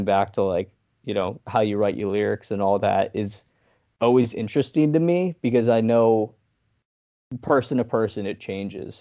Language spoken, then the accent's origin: English; New York, United States; We're from New York